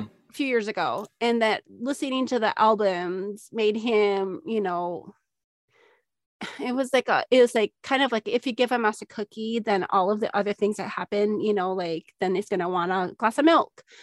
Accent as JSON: {"language": "English", "region": "Minnesota", "country": "United States", "tie": "born or raised there", "moved": "yes", "said": "growing up in Minnesota"}